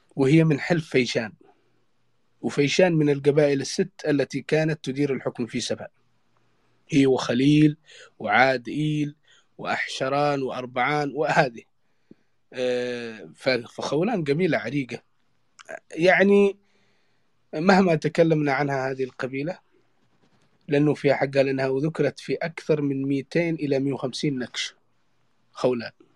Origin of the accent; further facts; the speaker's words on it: Yemen; عندنا في اليمن اكثر من لهجه